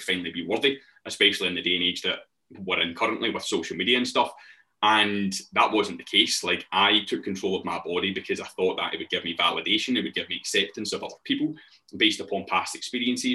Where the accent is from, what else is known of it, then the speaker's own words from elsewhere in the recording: Glasgow, Scotland, United Kingdom; I'm an online coach. I come from Glasgow.